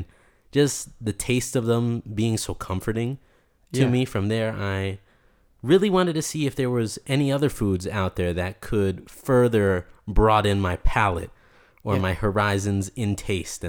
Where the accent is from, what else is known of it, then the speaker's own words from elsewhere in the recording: New York City, New York, United States; now in Utah, United States; I grew up in Brooklyn. I grew up in a little neighborhood called Williamsburg that was right by the East River.